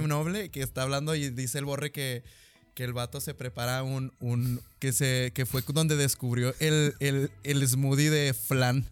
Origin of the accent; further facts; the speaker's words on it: Mexico; nosotros somos mexicanos